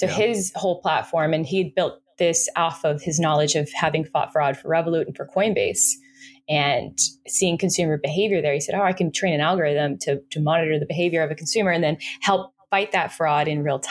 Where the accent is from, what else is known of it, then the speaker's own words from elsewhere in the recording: Florida, United States; I'm from Florida.